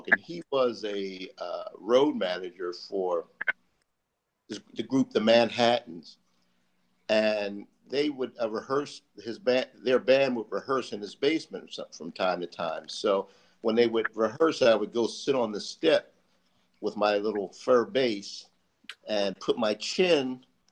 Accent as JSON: {"language": "English", "town": "Philadelphia", "region": "Pennsylvania", "country": "United States", "tie": "born or raised there", "also_born_or_lived": "Alameda, California", "said": "I was actually born in Alameda, California. I was an Air Force baby, so we traveled around a lot. My family was originally from Philadelphia, so we came back home to Philly. And I grew up in Philly, in North Philadelphia"}